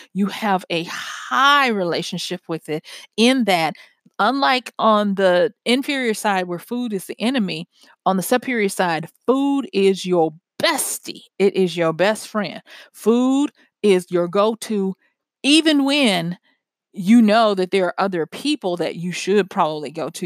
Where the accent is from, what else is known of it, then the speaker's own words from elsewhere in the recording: Louisiana, United States; moved away; I'm from Louisiana originally